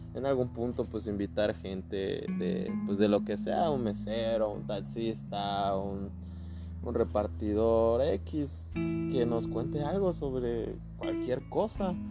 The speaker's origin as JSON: {"language": "Spanish", "town": "Chetumal", "region": "Quintana Roo", "country": "Mexico", "said": "somos de Chetumal, Quintana Roo"}